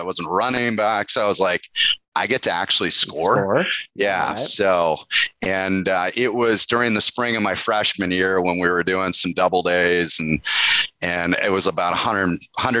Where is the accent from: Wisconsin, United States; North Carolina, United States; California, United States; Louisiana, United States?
California, United States; also born or lived in Michigan; We moved out from Michigan when I was four to California